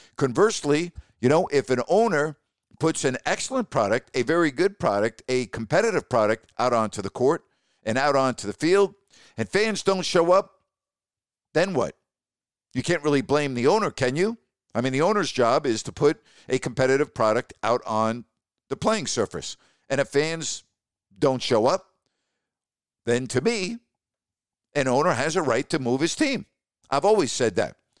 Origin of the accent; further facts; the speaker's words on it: New York, United States; I grew up in New York